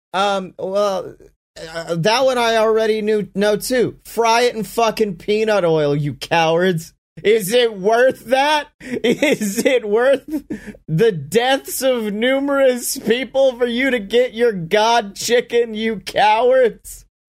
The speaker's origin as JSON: {"language": "English", "town": "Oxford", "region": "Mississippi", "country": "United States", "tie": "born or raised there", "said": "my hometown"}